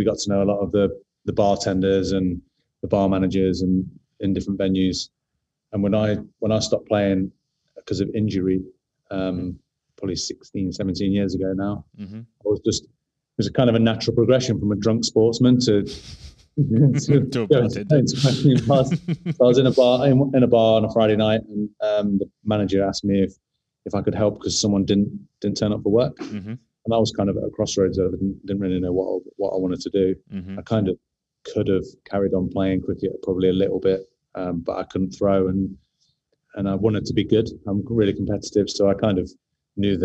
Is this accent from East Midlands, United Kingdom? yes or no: yes; Nottingham, East Midlands, United Kingdom; accent: London; moved away as an adult; also born or lived in London; now in Sydney, Australia; I'm from Nottingham and I'd moved to London around 13 years before